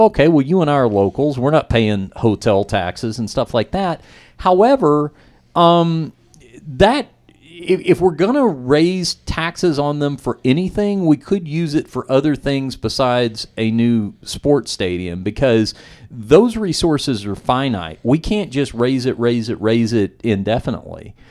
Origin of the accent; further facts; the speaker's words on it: Dallas, Texas, United States; my hometown of Dallas